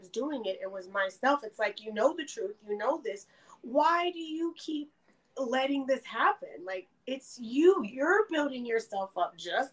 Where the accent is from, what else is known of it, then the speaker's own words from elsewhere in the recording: Austin, Texas, United States; moved away as an adult; also born or lived in Tennessee; now in Buffalo, United States; I am from Austin, Texas. I was born and raised there.